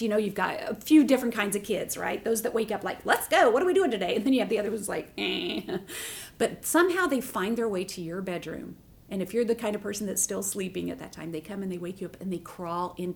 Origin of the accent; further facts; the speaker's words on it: the South, United States; I'm from the South, so we all have front porch.